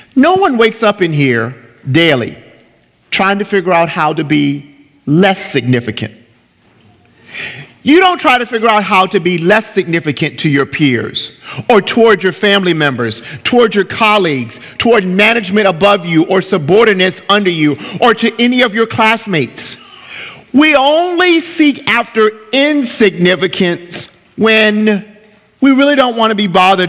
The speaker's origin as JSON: {"language": "English", "country": "United States", "said": "As American believers"}